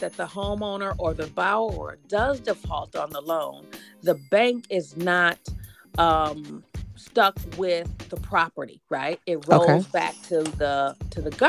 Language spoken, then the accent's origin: English; Pontiac, Michigan, United States; now in Detroit, United States; I'm not originally from the city. I'm from Pontiac